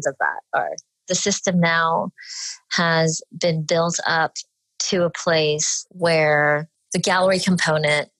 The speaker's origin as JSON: {"language": "English", "town": "Dallas", "region": "Texas", "country": "United States", "tie": "born or raised there", "said": "I was born and raised in Dallas, Texas"}